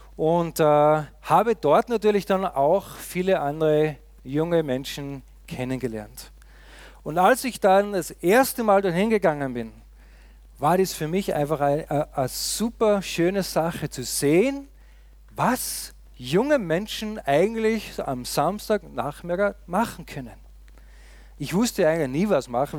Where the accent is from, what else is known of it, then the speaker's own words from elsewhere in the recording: Austria; moved away; Ich komme ja aus dem tiefen Österreich, wie man gesehen hat, da in den Bergen, wo es fast nur Schnee gibt und sonst nicht viel